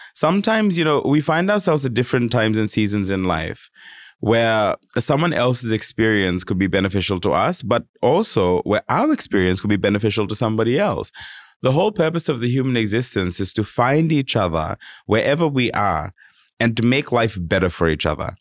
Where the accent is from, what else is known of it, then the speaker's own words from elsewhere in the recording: Fiji; now in Sydney, Australia; I come from Fiji. I, I you know I grew up there